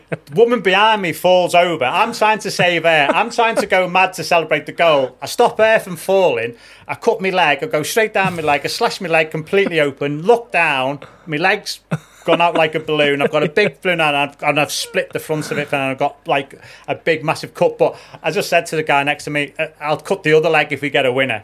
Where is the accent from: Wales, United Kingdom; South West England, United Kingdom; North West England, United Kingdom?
North West England, United Kingdom; Liverpool; also born or lived in Wirral; I was born in Liverpool, but I, I live over the water now